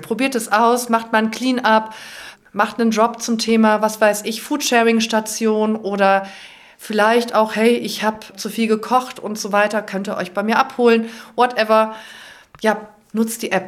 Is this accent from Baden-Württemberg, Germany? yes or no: no; Cologne, North Rhine-Westphalia, Germany; als Kölnerin